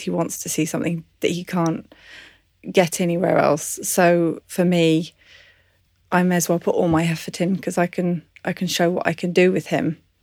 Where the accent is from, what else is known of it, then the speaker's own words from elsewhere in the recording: English countryside, England, United Kingdom; I was brought up in the English countryside